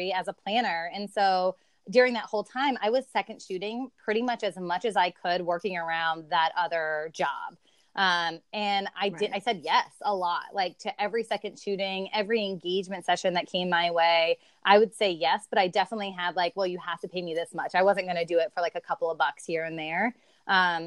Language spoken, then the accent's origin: English; the South, United States; moved away; I'm from the South